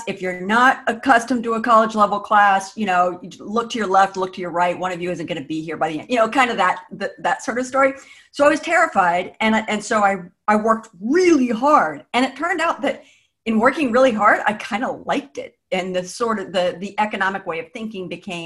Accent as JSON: {"language": "English", "region": "Northern Virginia", "country": "United States", "tie": "born or raised there", "said": "I grew up in the Northern Virginia area, so Mason was kind of my backyard."}